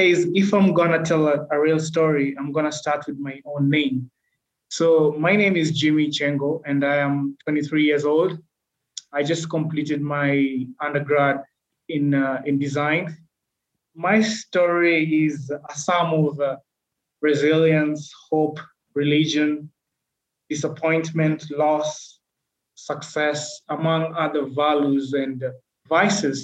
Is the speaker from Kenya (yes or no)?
yes; Malindi, Kilifi County, Kenya; I was born in a coastal town in Kenya called Malindi